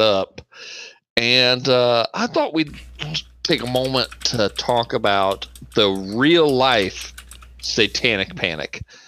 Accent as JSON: {"language": "English", "area": "Bartholomew County", "region": "Indiana", "country": "United States", "tie": "born or raised there", "said": "I grew up in Bartholomew County, Indiana"}